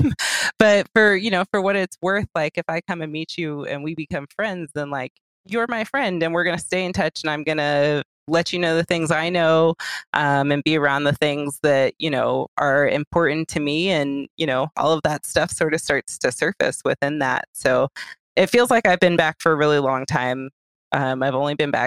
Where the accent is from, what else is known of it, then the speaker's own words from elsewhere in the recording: Orange County, California, United States; I grew up in Orange County.